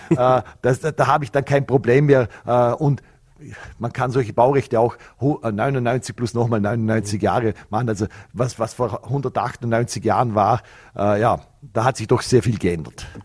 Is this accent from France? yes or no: no; Vorarlberg, Austria; das war, meine, war meine Heimat und man hat dann auch gesagt, ich bin der, der, der grünste schwarze Bürgermeister äh, vom Vorarlberg.